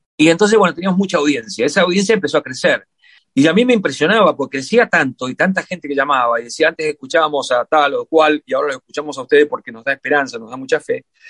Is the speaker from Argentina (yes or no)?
yes; San Juan, Argentina; now in Pilar, Argentina; Yo me crié en un hogar en San Juan muy humilde, muy sencillo.